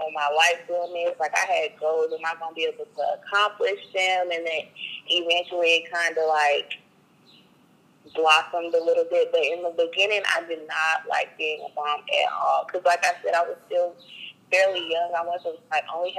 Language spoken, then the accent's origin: English; Kansas City, Missouri, United States; I'm from Kansas City, Missouri